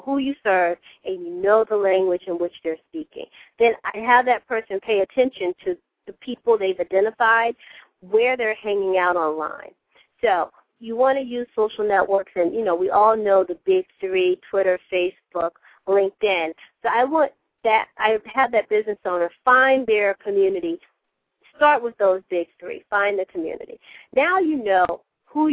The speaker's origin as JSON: {"language": "English", "region": "South Carolina", "country": "United States", "tie": "born or raised there", "said": "I'm from South Carolina"}